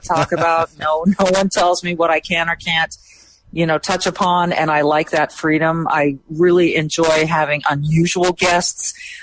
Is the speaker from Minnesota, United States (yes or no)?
yes; Minnesota, United States; as a Minnesotan